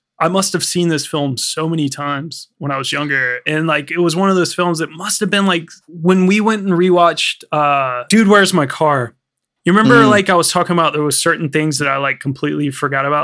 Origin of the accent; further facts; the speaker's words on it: United States; moved away as an adult; now in London, United Kingdom; I'm from America